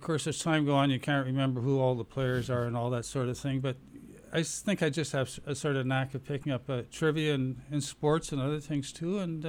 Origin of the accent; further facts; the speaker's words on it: Winnipeg, Manitoba, Canada; I grew up in St. James.